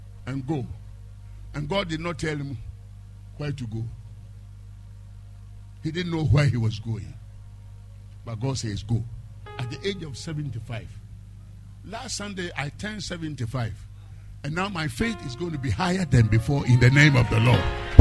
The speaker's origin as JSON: {"language": "English", "country": "Ghana", "moved": "as an adult", "said": "I'm from Ghana"}